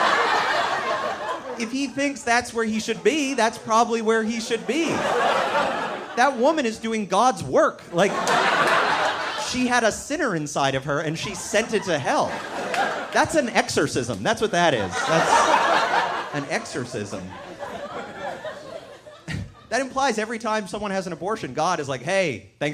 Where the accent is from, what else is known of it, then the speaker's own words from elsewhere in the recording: Canada; moved away as an adult; now in United States; I am from Canada originally, but I moved down to the States this year